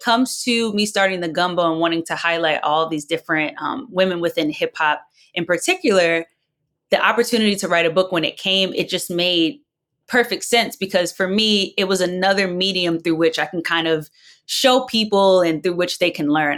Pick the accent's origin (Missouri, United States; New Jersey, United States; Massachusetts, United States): New Jersey, United States; I'm not from the South, I'm from South Jersey